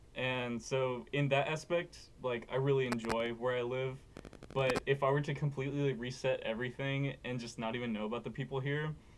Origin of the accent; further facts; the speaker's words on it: Cuero, Texas, United States; Cuero born and raised.